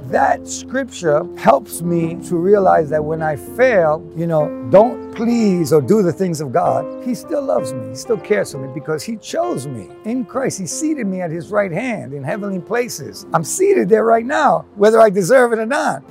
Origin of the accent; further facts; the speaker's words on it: New York, United States; moved away; I grew up in New York, grew up in Queens